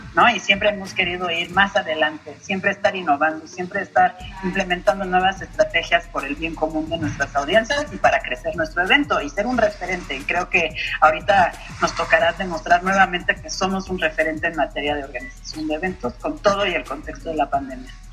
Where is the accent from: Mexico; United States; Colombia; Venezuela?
Mexico; nos ha permitido crecer con todo y el carnaval como individuos, como profesionales, como mexicanos